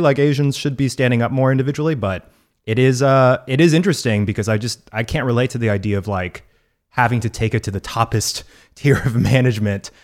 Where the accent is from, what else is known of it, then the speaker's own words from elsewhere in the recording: Texas, United States; my home state of Texas.